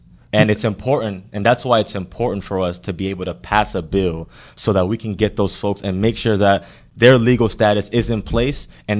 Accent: Houston, Texas, United States; Born and raised in Houston.

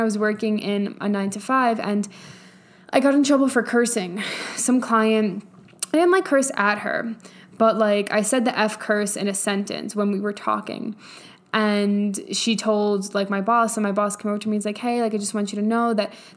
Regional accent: New York, United States; I am from New York.

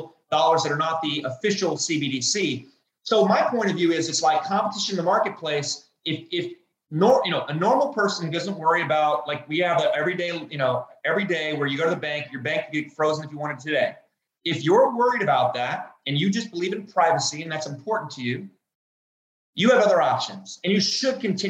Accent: United States; I'm an American

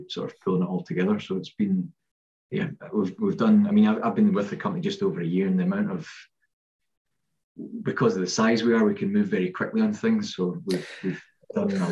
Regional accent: Ayrshire, Scotland, United Kingdom; I'm from Ayrshire, I'm from this area

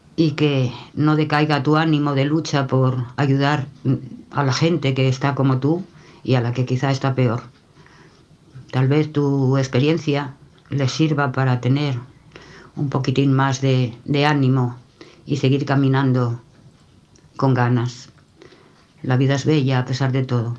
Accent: Spain; soy española

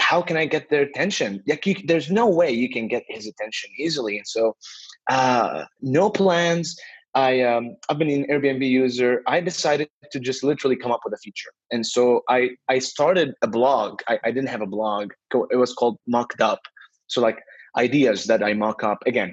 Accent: Beirut, Beirut Governorate, Lebanon; I'm originally from Beirut, Lebanon

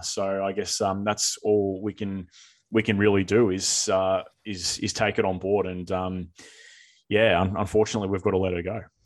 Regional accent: Australia; speaking as Australian tennis people

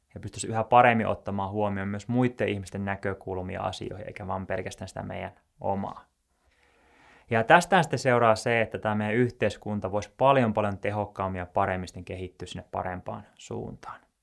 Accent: Joensuu, North Karelia, Finland; moved away as an adult; also born or lived in Tampere; mä oon Joensuusta kotoisin ja mä muutin tuonne Tampereelle sitten opiskelujen perässä

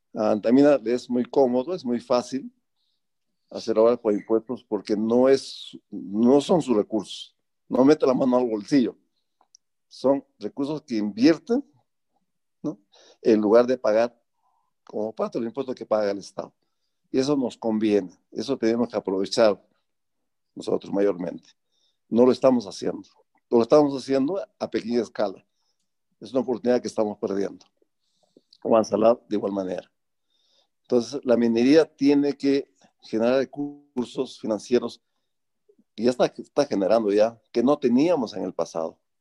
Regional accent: Bolognesi, Ancash, Peru; moved away as an adult; yo decidí renunciar al IME y venir acá a volver a mi pueblo

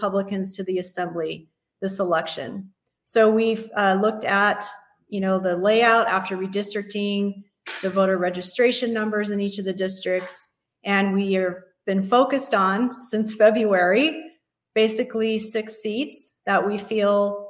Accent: Las Vegas, Nevada, United States; I was born and raised here in Las Vegas

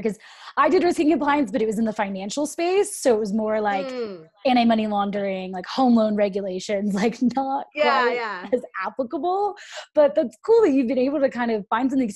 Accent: Sacramento, California, United States; I'm from Sacramento

